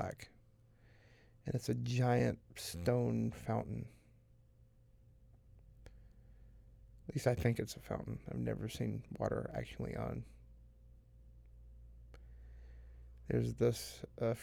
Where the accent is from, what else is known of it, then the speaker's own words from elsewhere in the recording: the Bible Belt, the South, United States; growing up in the buckle of the Bible Belt